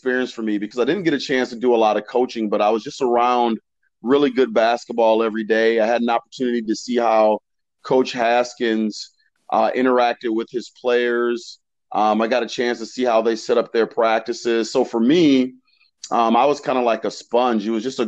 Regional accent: Warrensville Heights, Ohio, United States; I had a great childhood growing up. I'm from a little small suburb called Warrensville Heights. It's a suburb of Cleveland.

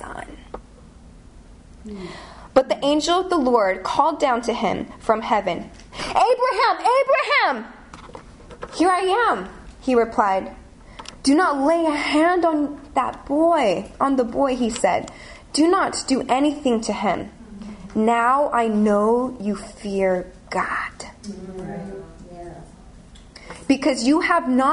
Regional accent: California, United States; moved away as an adult; now in London, United Kingdom; I'm from California.

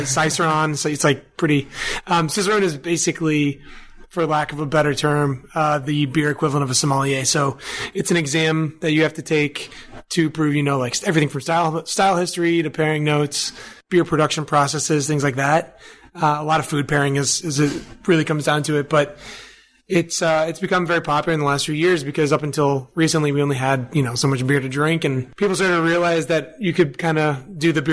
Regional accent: North Shore, just outside of Boston, Massachusetts, United States; moved away as an adult; also born or lived in Montreal, Canada; now in New York, United States; I grew up on the North Shore, just outside of Boston, so Swampscott, Salem, Marblehead

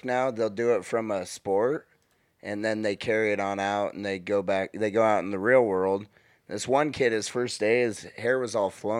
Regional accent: United States; I was born and raised here.

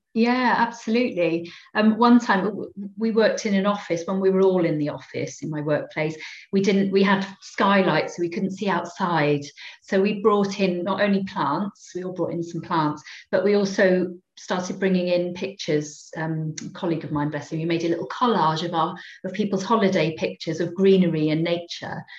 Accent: Cardiff, Wales, United Kingdom; I'm a real city girl. I grew up in Cardiff, in inner city Cardiff.

